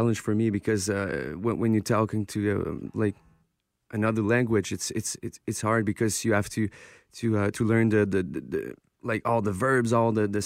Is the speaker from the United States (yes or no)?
no; Maniwaki, Quebec, Canada; I'm from Manawak. It's about four hours north from Montreal.